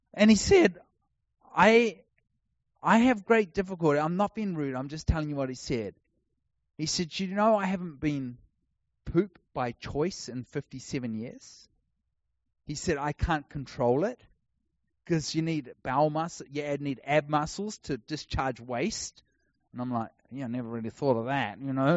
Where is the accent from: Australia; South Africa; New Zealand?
New Zealand; now in Texas, United States; I'm a New Zealander. If you haven't worked out, I don't speak like an American